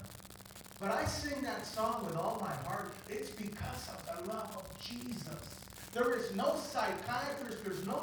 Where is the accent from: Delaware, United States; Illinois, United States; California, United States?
California, United States; Southern; I grew up in SoCal